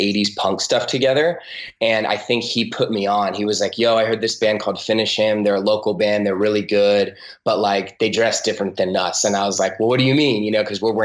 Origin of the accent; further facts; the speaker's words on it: Huntington Beach, California, United States; also born or lived in San Pedro, California; my parents moved down to Huntington Beach here, and then I grew up. So it's definitely the only place that I like truly, truly identify